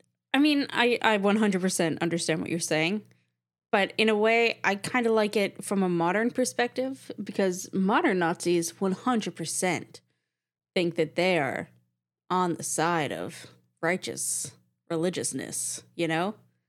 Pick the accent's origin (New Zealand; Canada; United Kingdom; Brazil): Canada; I'm not American. Hello. I'm from Canada.